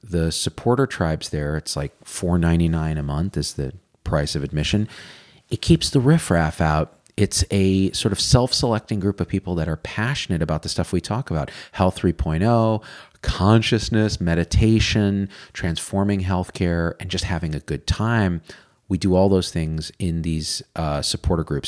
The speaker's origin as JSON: {"language": "English", "region": "Central Valley of California", "country": "United States", "tie": "born or raised there", "also_born_or_lived": "Berkeley", "said": "I grew up in the Central Valley of California, super conservative place"}